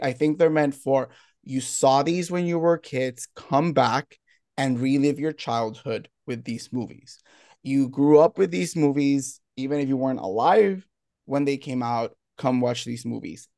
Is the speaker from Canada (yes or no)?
no; Puerto Rico; I'm from Puerto Rico